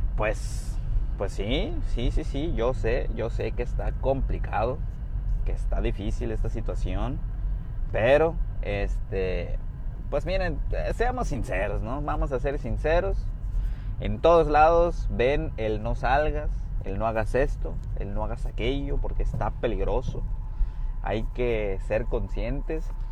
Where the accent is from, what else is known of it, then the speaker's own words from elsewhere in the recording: Puerto Vallarta, Jalisco, Mexico; now in Bahía de Banderas, Mexico; soy eh, oriundo de Puerto Vallarta, Jalisco